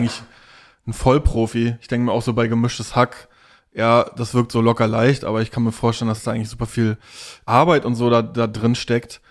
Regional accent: Stralsund, Mecklenburg-Vorpommern, Germany; im Plattenbauviertel Knieperwest. Da bin ich aufgewachsen in Stralsund

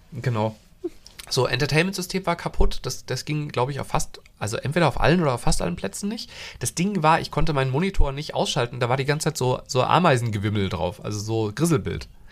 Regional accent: Hesse, Germany; moved away; also born or lived in Thuringia; ich bin ja in Hessen aufgewachsen

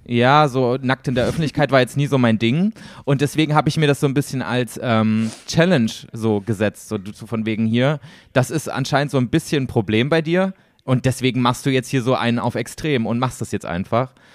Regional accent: Germany; accent: German; first language German; wir als Deutsche

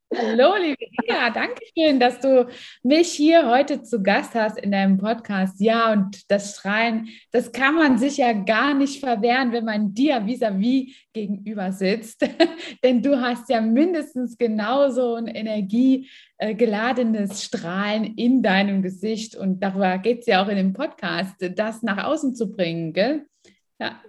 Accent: East Germany, Germany; ich bin in Ostdeutschland groß geworden

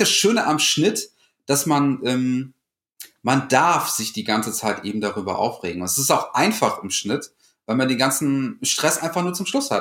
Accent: North Rhine-Westphalia, Germany; moved away as an adult; now in Cologne, Germany; ursprünglich komme ich eigentlich vom Niederrhein, kleines Dorf

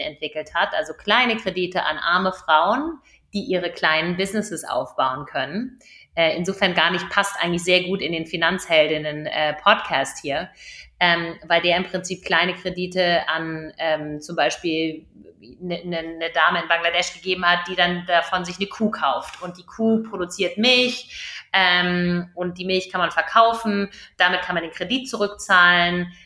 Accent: Germany; Wir als Deutsche, wir als Europäer

